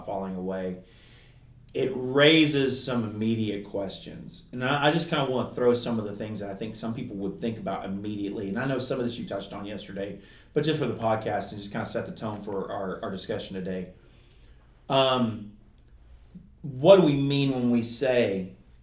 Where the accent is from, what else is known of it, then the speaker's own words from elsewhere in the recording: southeastern Kentucky, United States; accent: Kentucky; Where I'm from southeastern Kentucky, if you can't ever tell by my accent. And in the mountains of southeastern Kentucky, in Appalachia